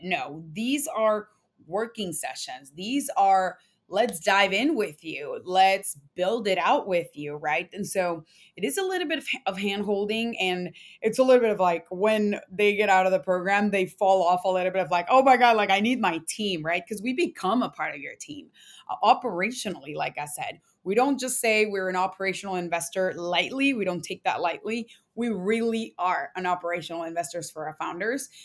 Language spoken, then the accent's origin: English; Mexico; moved away; also born or lived in San Antonio, Texas; I'm Latina, I was born in Mexico